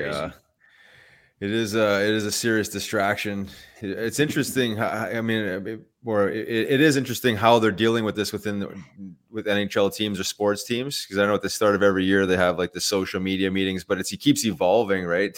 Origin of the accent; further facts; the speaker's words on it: Winnipeg, Manitoba, Canada; I grew up in Winnipeg